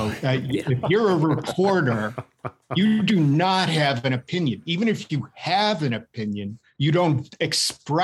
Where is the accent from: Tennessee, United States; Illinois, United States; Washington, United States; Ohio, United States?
Ohio, United States; Cleveland; moved away as an adult; now in Los Angeles, United States; I grew up in Cleveland, Ohio, and I'm very proud of it.